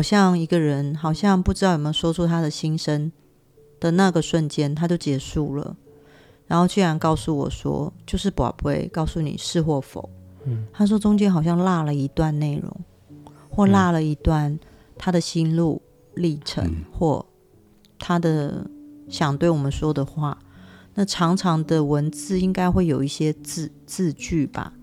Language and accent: Chinese; Taiwan; 我们台湾人